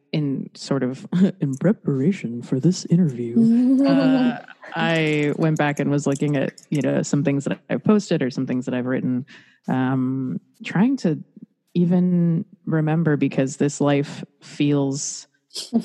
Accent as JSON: {"language": "English", "region": "South Florida", "country": "United States", "also_born_or_lived": "Los Angeles", "moved": "as an adult", "said": "I'm from South Florida"}